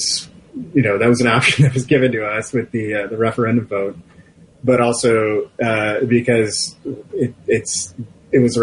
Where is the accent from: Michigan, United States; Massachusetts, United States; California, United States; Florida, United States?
Michigan, United States; Macomb County; I'm from Macomb County